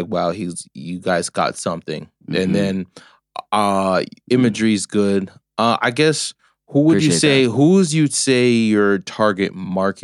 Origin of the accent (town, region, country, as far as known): Los Angeles, California, United States; moved away as an adult; now in Las Vegas, United States